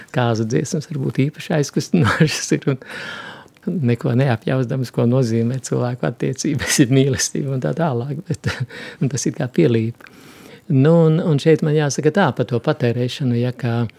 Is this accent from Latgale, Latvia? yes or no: yes; southern Rēzekne district, near Viļāni, Latgale, Latvia; moved away; es esmu nācis no Latgales, no Rēzeknes apriņķa dienvidu maliņas, tā pie Viļāniem tuvāk tur. Visā tajā bērnībā tautas muzicēšana bija ļoti dzīva